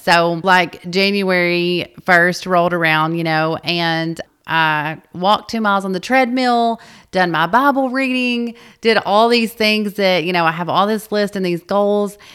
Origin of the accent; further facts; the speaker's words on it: North Little Rock, Arkansas, United States; we were both born and raised in the North Little Rock area